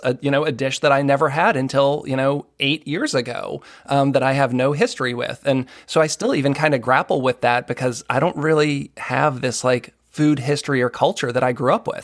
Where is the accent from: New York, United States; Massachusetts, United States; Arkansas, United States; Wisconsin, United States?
Massachusetts, United States; outside of Boston; moved away as an adult; now in Maryland, United States; I grew up outside of Boston